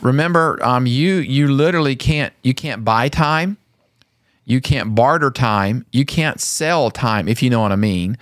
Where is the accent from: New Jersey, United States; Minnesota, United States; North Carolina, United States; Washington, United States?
North Carolina, United States; I grew up in North Carolina